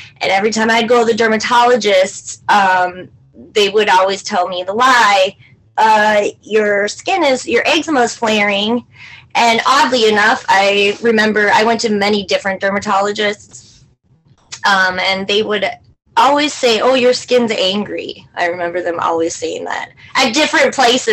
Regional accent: St. Cloud, Minnesota, United States; I am from St. Cloud, Minnesota. I've lived here all of my life.

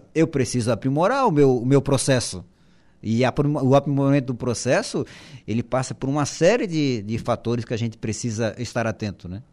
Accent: Florianópolis, Santa Catarina, Brazil; eu sou lá de Florianópolis, né, manezinho da ilha. É, é, estudei a, a, minha vida escolar toda em, em colégio público

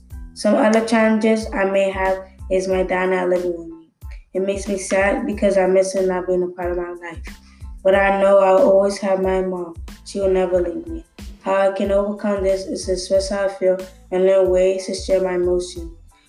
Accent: Bronx, New York, United States; I am born and raised in the Bronx.

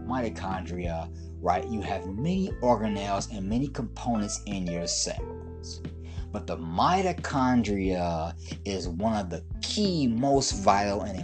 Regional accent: Detroit, Michigan, United States; moved away; also born or lived in Brooklyn, New York; I'm originally from Detroit City. Detroit made, Brooklyn made.

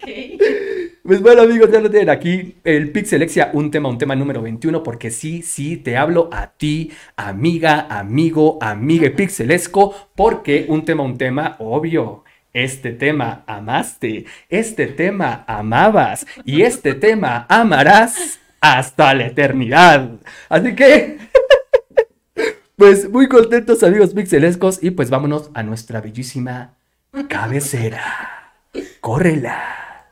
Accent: Mexico City, Mexico; a los que vivíamos en el Distrito Federal.

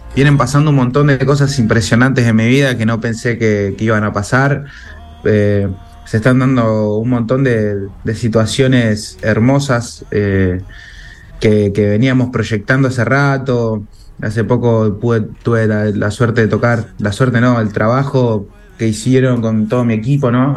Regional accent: Argentina; Yo soy argentino, soy hijo de madre argentina

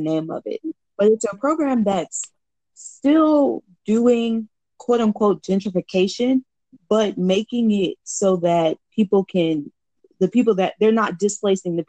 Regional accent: Atlanta, Georgia, United States; I grew up in University Homes, which was like one of the first projects of Atlanta.

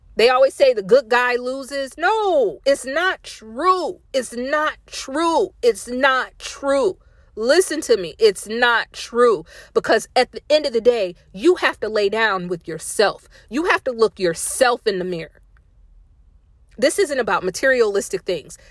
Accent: Indiana, United States; moved away as an adult; also born or lived in Fayetteville, North Carolina; I'm from Indiana

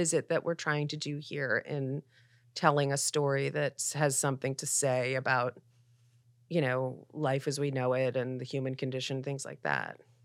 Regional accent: Philadelphia, Pennsylvania, United States; also born or lived in New York; now in Los Angeles, United States; I grew up in Philadelphia in the eighties

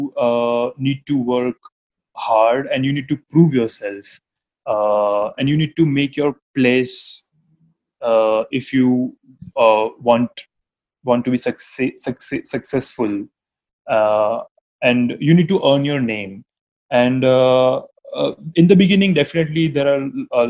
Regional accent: Ahmedabad, Gujarat, India; from Ahmedabad

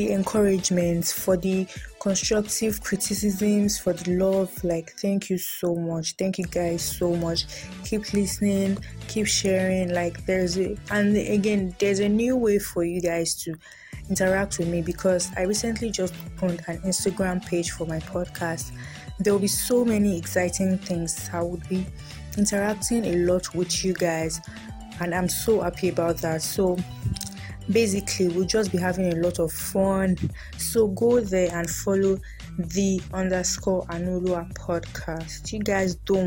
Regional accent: Ibadan, Oyo, Nigeria; I was born and bred in Nigeria, Ibadan, Oyo State to be precise

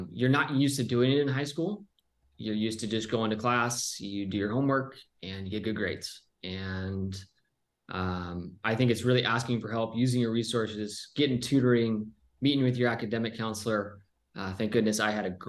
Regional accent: Southern California, United States; also born or lived in Pennsylvania; I was from Southern California.

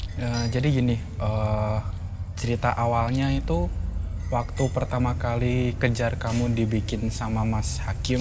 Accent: Kudus, Central Java, Indonesia; also born or lived in Semarang; aku dari Kudus

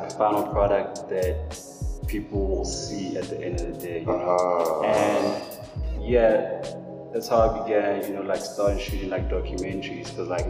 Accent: South Africa; I'm from a township called Shovel.

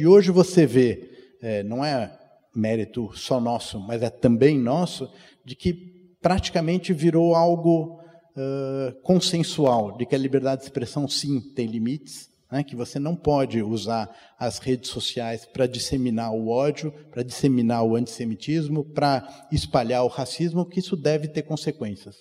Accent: São Paulo, Brazil; fui criado aqui na CIP, no ensino religioso

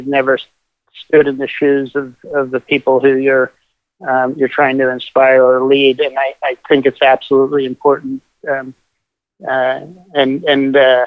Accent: Kutztown, Pennsylvania, United States; moved away; also born or lived in Boston / California; So I grew up in Kutztown, Pennsylvania, about 5 minutes away from the Rodale Institute

